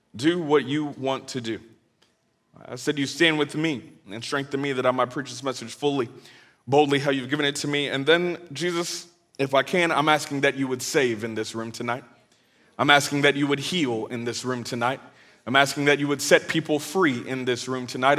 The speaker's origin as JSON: {"language": "English", "area": "Bay Area", "region": "California", "country": "United States", "moved": "yes", "lives_now": "Atlanta, United States", "said": "I'm originally from the Bay Area, California, 510, hyphy"}